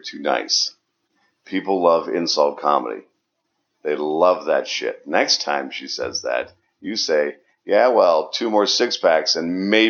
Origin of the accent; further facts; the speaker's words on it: Northeast Ohio, United States; I'm from Northeast Ohio.